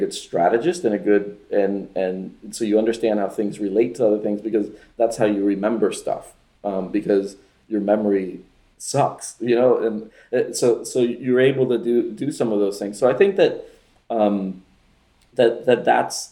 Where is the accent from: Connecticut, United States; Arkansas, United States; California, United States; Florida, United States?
Florida, United States; Miami; also born or lived in Venezuela; I was born in Venezuela, but I moved to Miami when I was 7